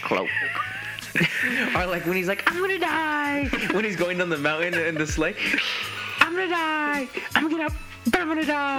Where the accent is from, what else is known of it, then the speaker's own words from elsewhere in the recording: Oxnard, California, United States; Because I'm from Oxnard, bro.